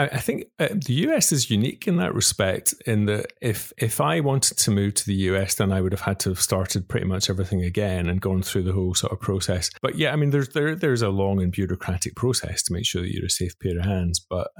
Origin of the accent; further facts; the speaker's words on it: Glasgow, Scotland, United Kingdom; moved away as an adult; also born or lived in Spain; now in Sydney, Australia; I grew up in Glasgow in Scotland. I'm from work in Glasgow, and that's still what I most identify with.